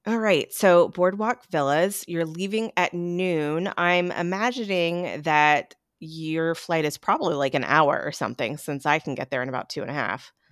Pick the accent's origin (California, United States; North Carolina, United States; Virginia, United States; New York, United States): North Carolina, United States; Hendersonville; I am born and raised in Hendersonville, didn't leave until I went away to college.